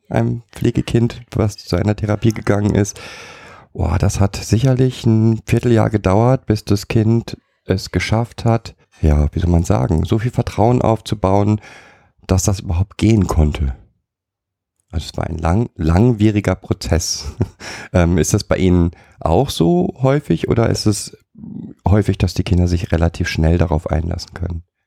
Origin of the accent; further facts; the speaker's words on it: Germany; als Deutscher